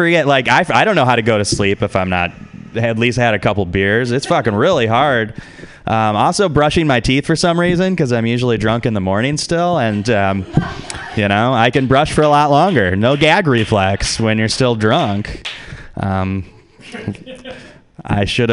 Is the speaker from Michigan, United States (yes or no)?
yes; Detroit, Michigan, United States; now in San Francisco, United States; I'm originally from Detroit, Michigan.